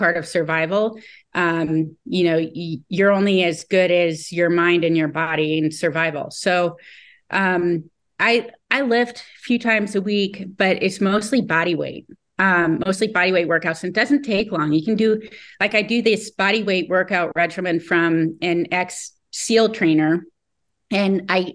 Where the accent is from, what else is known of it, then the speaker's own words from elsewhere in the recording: Colorado, United States; I was kind of an introvert growing up in Colorado